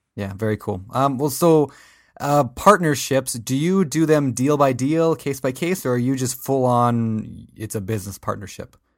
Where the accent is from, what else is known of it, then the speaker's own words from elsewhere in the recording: Minnesota, United States; I am from Minnesota